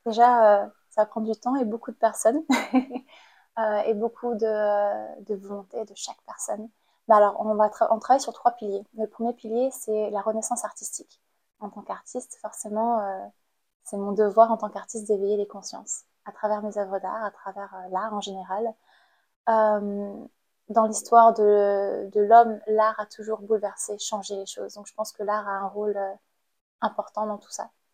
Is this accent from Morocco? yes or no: no; Cambodia; born or raised there; moved away as an adult; now in France